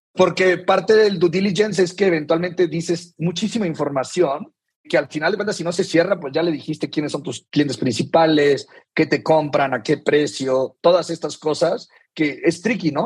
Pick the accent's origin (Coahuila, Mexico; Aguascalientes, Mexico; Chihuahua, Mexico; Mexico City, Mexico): Coahuila, Mexico; Saltillo; yo soy de Saltillo, Coahuila, digo, tuve una infancia normal